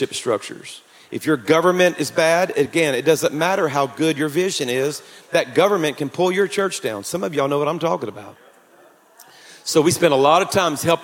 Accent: Louisiana, United States; I'm from Louisiana

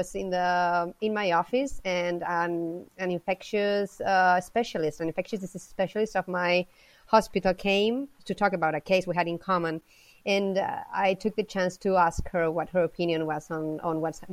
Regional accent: Madrid, Community of Madrid, Spain; I'm from Madrid, so I studied here and I got my degree in a local university here

